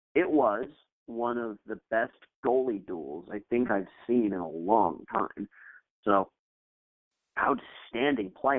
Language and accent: English; Connecticut, United States; being a Red Sox fan growing up in Connecticut